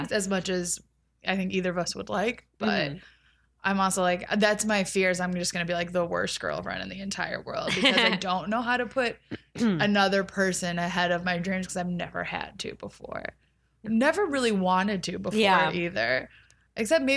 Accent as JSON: {"language": "English", "region": "Midwest", "country": "United States", "tie": "born or raised there", "moved": "yes", "said": "I grew up in the Midwest where like you're 25, you get married, you buy a house, you start having kids"}